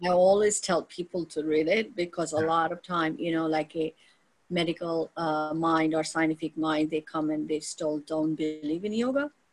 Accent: India; moved away as an adult; born and raised in India, you know, foundation of, um, you know, my main childhood was in India

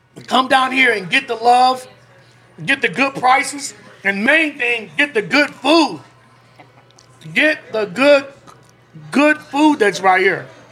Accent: Chicago, Illinois, United States; now in Las Vegas, United States; my hometown team

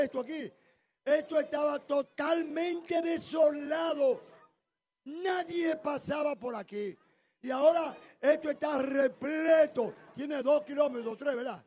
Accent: Santo Domingo, Distrito Nacional, Dominican Republic; yo que soy de Cristo Rey y que todo el mundo aquí me respeta

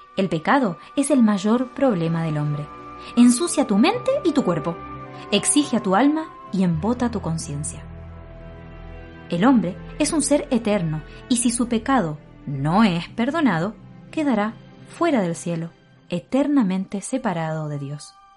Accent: Argentina; accent: Argentine; moved away as an adult; now in Valparaíso, Chile; Y yo soy de Argentina eh, tal vez se nota por el acento un poco diferente.

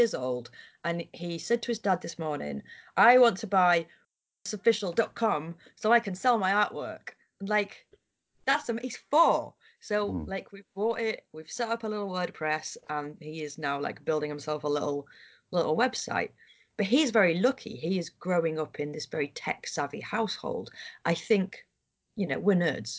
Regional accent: Harrogate, Yorkshire and the Humber, United Kingdom; I'm from Harrogate

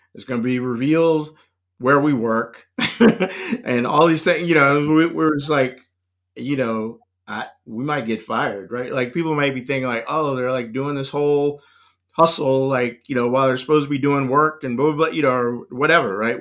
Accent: Raleigh, North Carolina, United States; moved away; also born or lived in Los Angeles; I was born in North Carolina, um, but, uh, you know, essentially, I grew up in, in Raleigh

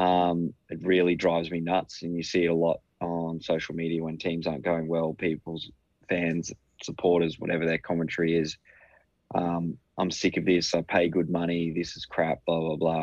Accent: Queensland, Australia; despite being a Queenslander

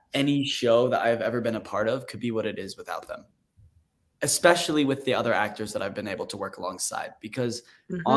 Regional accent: Utah, United States; I was raised in Utah

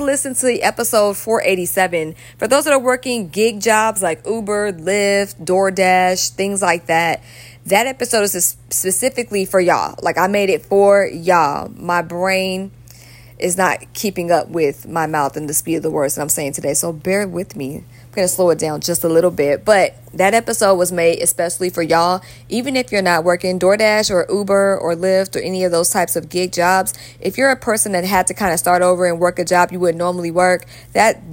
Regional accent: Georgia, United States; also born or lived in California; Georgia, my home state

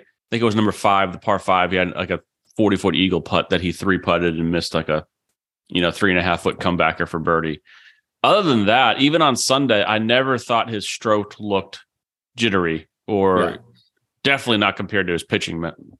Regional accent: New England, United States; You know, hell, I grew up in New England. We didn't have Bermuda grass.

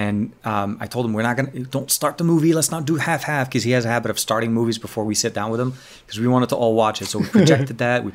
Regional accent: Lebanon; moved away; my home country, Lebanon.

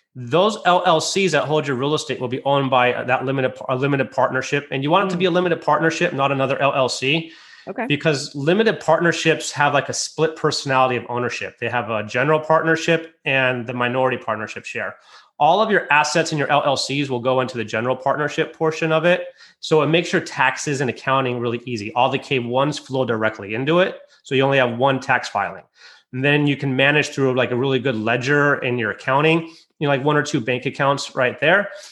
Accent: United States; moved away; also born or lived in Michigan; I'm originally from Lake Tahoe and I lived in Michigan

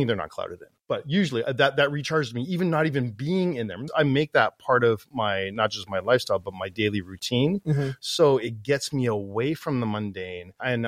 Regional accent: Toronto Niagara Falls area, Ontario, Canada; moved away as an adult; now in Calgary, Canada; I'm originally from the Toronto Niagara Falls area, and I moved out west, left my family, left my friends, and everything that I knew growing up as a kid

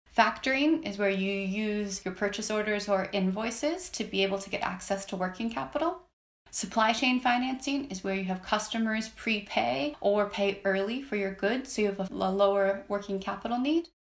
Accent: Minnesota, United States; I actually grew up in Minnesota

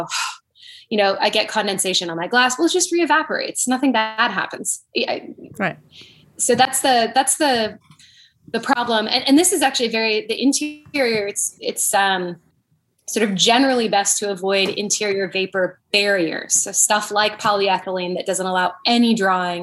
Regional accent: Canada; moved away; I'm from Canada growing up.

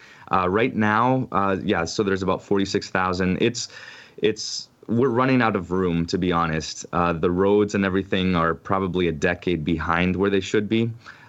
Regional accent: Ohio, United States; born there; So I was born in Ohio. Well, I should back up. My father is from Chile, from South America.

